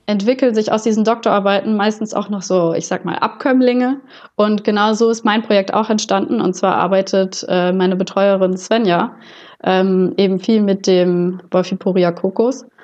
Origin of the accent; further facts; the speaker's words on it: Butzbach, Hesse, Germany; moved away as an adult; also born or lived in Gießen; ich komme ursprünglich aus Butzbach, das ist in der Wetterau